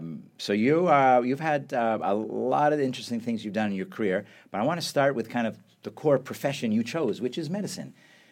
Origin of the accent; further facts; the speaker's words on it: Canada; So you know that I'm Canadian.